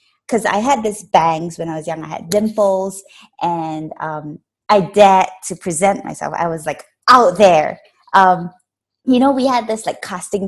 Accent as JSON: {"language": "English", "country": "Malaysia", "said": "I am Malaysian. I'm a Malaysian actress"}